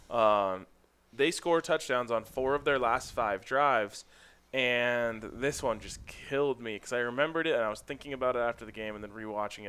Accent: Folsom, United States; growing up in Folsom

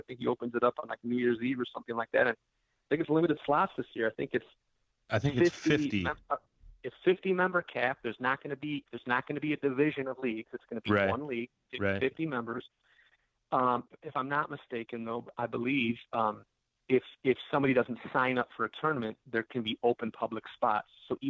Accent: Delavan, Wisconsin, United States; I haven't fished Lake Delavan in a while. I grew up in Lake Delavan.

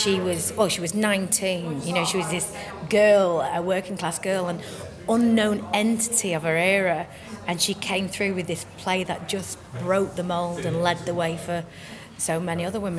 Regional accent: England, United Kingdom; accent: northern English; It's actually lovely to play something that's so close to my accent, because it's either, for me, Shirley was Liverpool and Abigail's Party. You know, she was from, you know, East End and stuff like that. So I quite like playing a northerner.

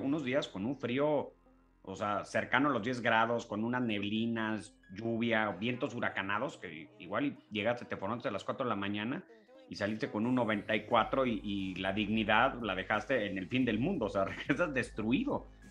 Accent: Mexico; nosotros como, como mexicanos

